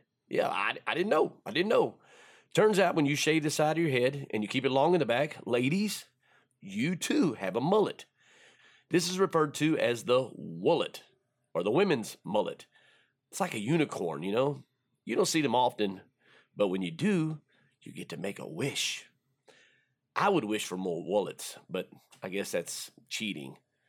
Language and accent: English; Texas, United States; I'm born and bred in Texas